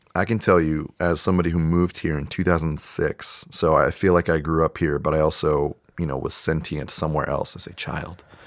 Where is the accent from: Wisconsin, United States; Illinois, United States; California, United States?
California, United States; South Bay, San Francisco Bay Area; I'm from the South Bay, closer to San Jose, more on the peninsula